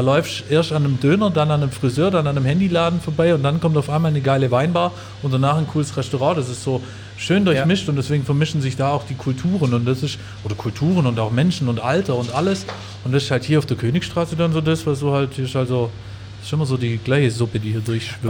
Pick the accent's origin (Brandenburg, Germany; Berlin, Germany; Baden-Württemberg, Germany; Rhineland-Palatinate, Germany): Baden-Württemberg, Germany; Upper Swabia; now in Stuttgart, Germany; Meine Heimat ist bei mir immer noch Oberschwaben, wo ich, wo ich herkomme